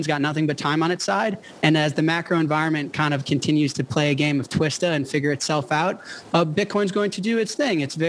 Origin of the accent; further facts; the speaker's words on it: United States; I'm an American